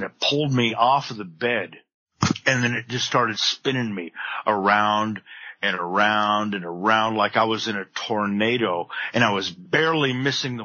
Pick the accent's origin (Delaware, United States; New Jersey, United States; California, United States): California, United States; Palm Desert; I went back to my hometown of Palm Desert, California